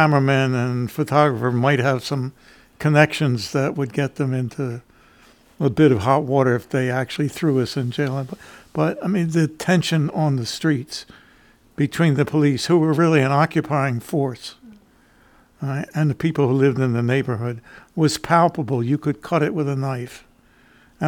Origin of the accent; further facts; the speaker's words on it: Camden, New Jersey, United States; I grew up in Camden, New Jersey